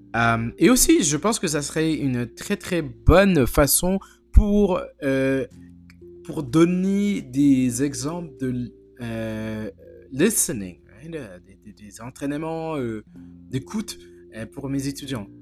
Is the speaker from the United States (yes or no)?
yes; United States; je suis américain